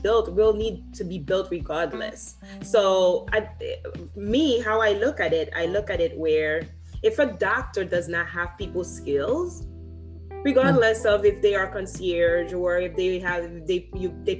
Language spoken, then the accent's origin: English; Haiti; moved away; I grew up in Haiti